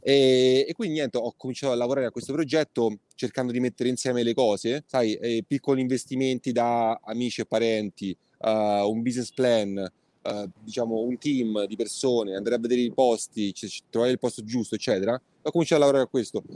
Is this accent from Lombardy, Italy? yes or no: no; Rome, Lazio, Italy; moved away as an adult; now in New York, United States; di base sono cresciuto a Roma, quindi insomma i primi 18 anni di vita li ho fatti là, tutte le scuole